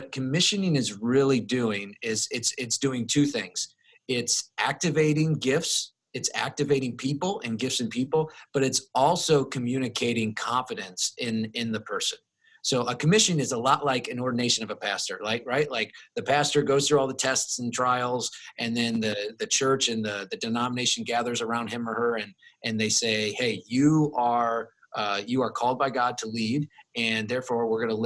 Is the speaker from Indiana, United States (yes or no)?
yes; Plymouth, Indiana, United States; moved away; my hometown of Plymouth, Indiana